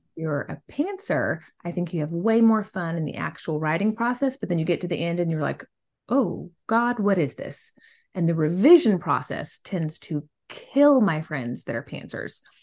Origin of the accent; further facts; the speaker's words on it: Southwest, United States; I come from the Southwest. I mean, my river was the Rio Grande